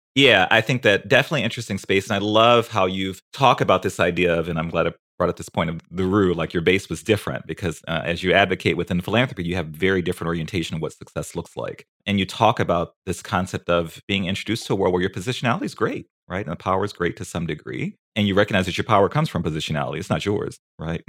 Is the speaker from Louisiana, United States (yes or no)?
yes; New Orleans, Louisiana, United States; moved away; I'm a New Orleans boy